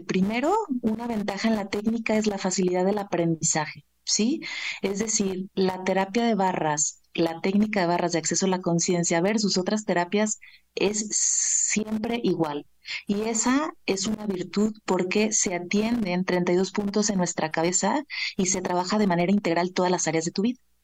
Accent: Guadalajara, Jalisco, Mexico; moved away as an adult; now in Mexico City, Mexico; Vivo en Ciudad de México desde hace 12 años, pero soy originaria de Guadalajara, Jalisco

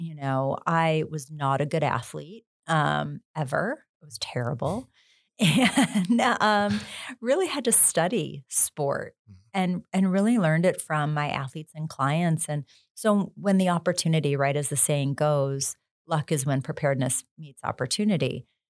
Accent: Buffalo, New York, United States; Like who growing up in Buffalo didn't want to work for the Buffalo Bills, right? We all did.

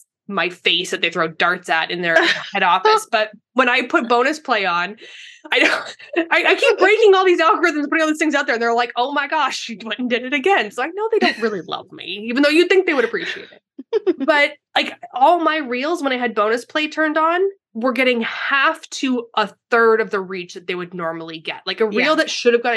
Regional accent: Canada; now in San Diego, United States; I'm from Canada.

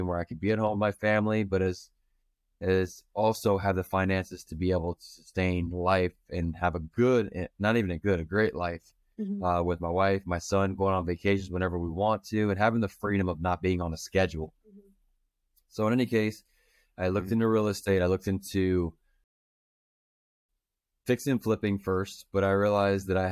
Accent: Manassas, Virginia, United States; moved away as an adult; now in Browntown, United States; I'm originally from Manassas, but I met my wife and she brought me out to good old Browntown, Virginia.

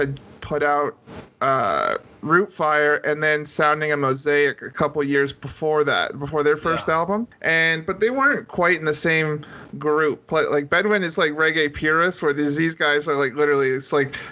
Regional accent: Hamilton, Ontario, Canada; I'm from Hamilton

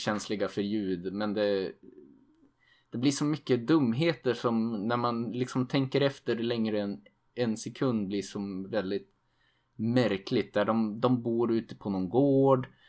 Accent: Sweden; som svensk

